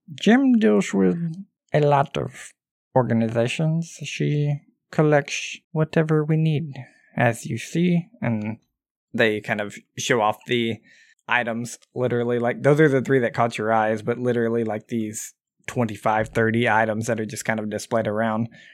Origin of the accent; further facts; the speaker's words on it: Southern, United States; accent: Southern; That's my Southern accent.